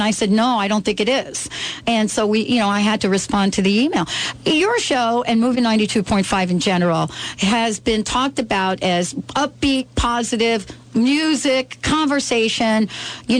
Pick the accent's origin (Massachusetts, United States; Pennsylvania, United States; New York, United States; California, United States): New York, United States; now in Seattle, United States; I grew up in New York